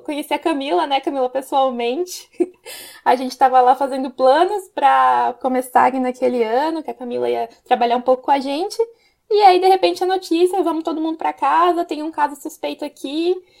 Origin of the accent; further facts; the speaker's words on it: Campinas, São Paulo, Brazil; eu sou de Campinas